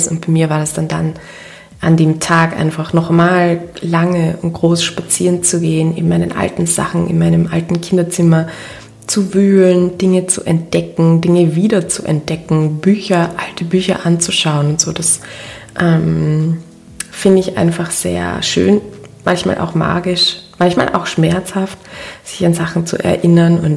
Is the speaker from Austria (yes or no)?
yes; Linz, Upper Austria, Austria; Ich wollte diese Podcast-Folge ja eigentlich in meiner Heimatstadt in Linz in Oberösterreich aufnehmen.